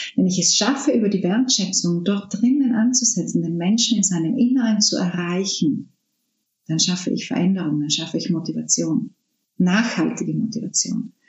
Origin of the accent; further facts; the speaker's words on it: South Tyrol, Trentino-Alto Adige, Italy; moved away as an adult; Südtirol ist meine Heimat.